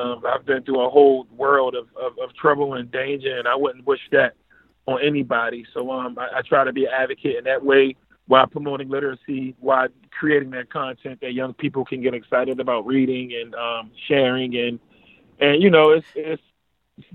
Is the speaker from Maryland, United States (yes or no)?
yes; Baltimore, Maryland, United States; I'm from East Baltimore. It came up kind of rough, but, you know, I've had a beautiful family, still have a beautiful family. It was the 90s, so it was the crack era.